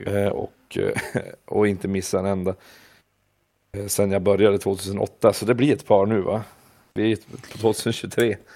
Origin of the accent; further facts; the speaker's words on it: Vilhelmina, Västerbotten County, Sweden; moved away; also born or lived in Umeå; innan dess hade jag ju bara spelat med kompisarna där hemma i Vilhelmina